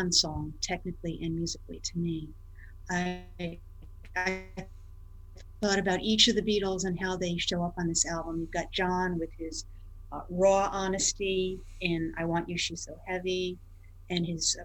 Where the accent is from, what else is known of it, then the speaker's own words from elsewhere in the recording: Port Chester, New York, United States; where I grew up in Portchester, New York